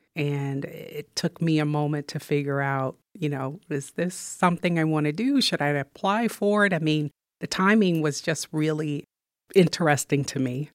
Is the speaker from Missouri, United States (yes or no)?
yes; Missouri, United States; moved away as an adult; also born or lived in Ithaca, New York; Missouri is my home state